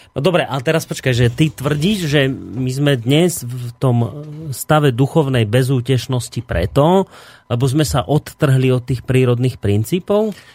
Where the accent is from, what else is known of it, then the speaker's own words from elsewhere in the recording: Hnúšťa, Banská Bystrica Region, Slovakia; ja to je moje rodisko